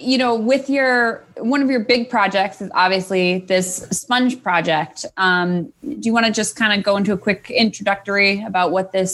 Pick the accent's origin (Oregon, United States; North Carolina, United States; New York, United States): New York, United States; Buffalo; moved away; I'm very Canada adjacent. I mean, Buffalo, growing up from Buffalo, like I got a lot of Canadian television. So I feel a little Canada in my heart.